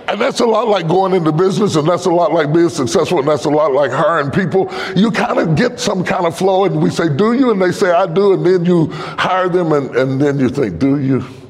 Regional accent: West Virginia, United States; I'm from West Virginia

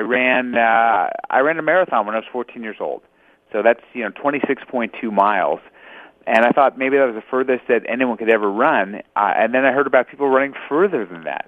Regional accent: Los Angeles, California, United States; I was born in Los Angeles. So California born and raised.

